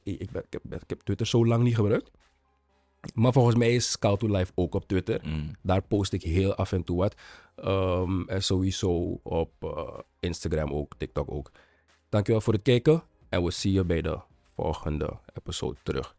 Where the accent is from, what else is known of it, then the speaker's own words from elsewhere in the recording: Suriname; als Surinamer